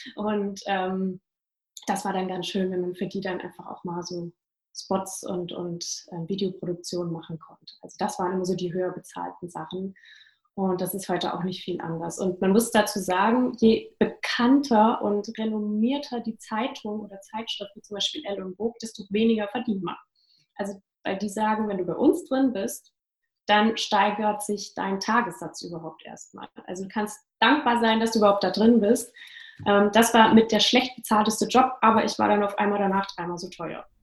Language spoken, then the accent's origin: German; Großenlüder, Hesse, Germany; moved away; ich komme aus einem kleinen Dörfchen bei Fulda, Großen Lüder, falls es Leute mal googeln wollen, wo das liegt. Und bin dort aufgewachsen